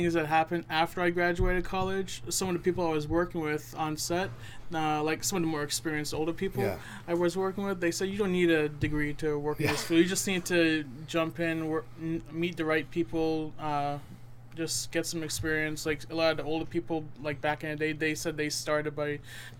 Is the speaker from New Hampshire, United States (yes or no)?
yes; Derry, New Hampshire, United States; also born or lived in Massachusetts; I was born in Massachusetts, grew up in Derry.